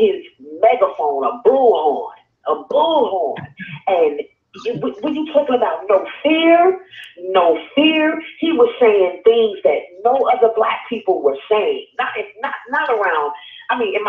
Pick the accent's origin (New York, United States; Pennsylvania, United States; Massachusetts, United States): New York, United States; Long Island; I'm from Long Island, New York